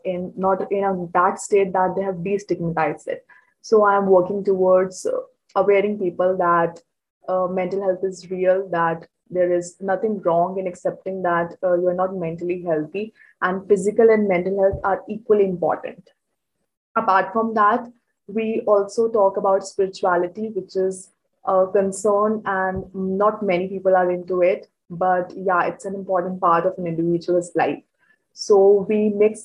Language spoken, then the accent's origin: English; Chandigarh, India; I'm from Chandigarh, India, and presently I'm in grade 12